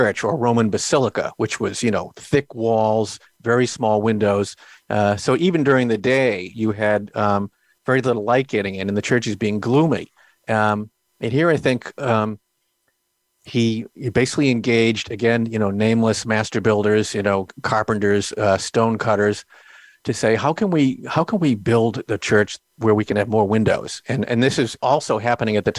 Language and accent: English; Boston, Massachusetts, United States; I'm from Boston